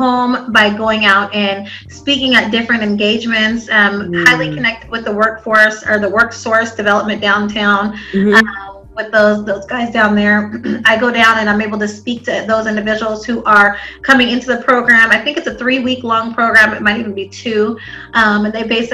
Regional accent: Spokane, Washington, United States; also born or lived in Star City, Arkansas; I grew up here in Spokane, on the east side

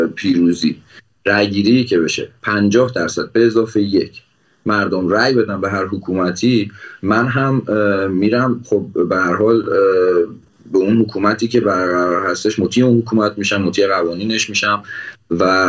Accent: Iran; من به عنوان یک ایرانی

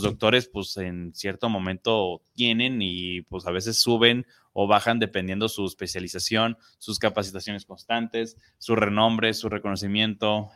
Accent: Mexico; como mexicanos

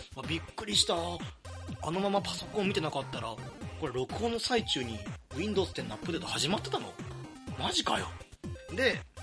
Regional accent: Kansai, Japan; 地元のね、関西の大学に通うのか

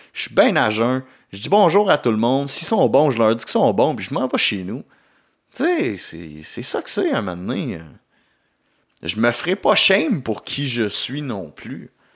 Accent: Gatineau, Quebec, Canada; de retour chez nous à Gatineau

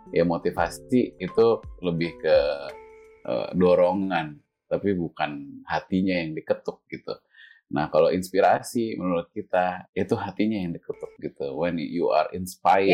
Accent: Indonesia; moved away as an adult; aku kan yang gede sampai SMA kan di sini

